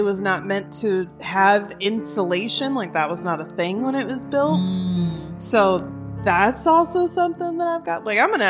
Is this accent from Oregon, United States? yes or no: yes; Central Oregon, United States; moved away; I come from Central Oregon where it's even colder